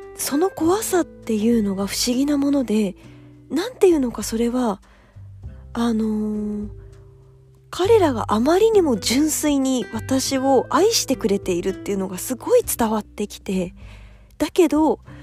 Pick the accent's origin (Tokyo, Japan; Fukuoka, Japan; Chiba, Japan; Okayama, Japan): Tokyo, Japan; 自分東京生まれ東京育ち